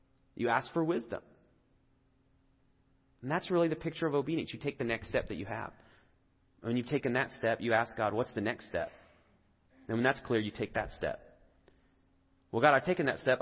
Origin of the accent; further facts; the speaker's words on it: England, United Kingdom; now in United States; I grew up in England